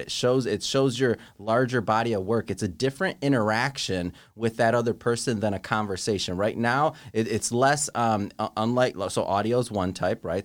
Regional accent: Michigan, United States; now in Santa Monica, United States; I'm from Michigan

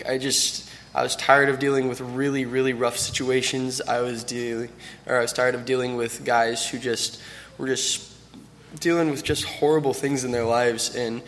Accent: Milton, Florida, United States; I'm from Milton, Florida

